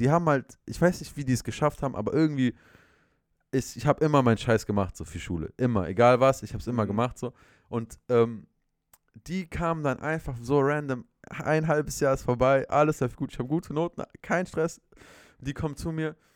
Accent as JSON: {"language": "German", "town": "Münster", "region": "North Rhine-Westphalia", "country": "Germany", "said": "ich komme aus Münster, neben Münster ein Dorf."}